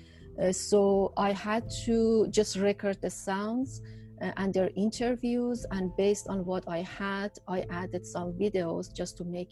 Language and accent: English; Iran; moved away as an adult; also born or lived in Tehran; now in California, United States; I'm originally from Iran. Now I am an Iranian American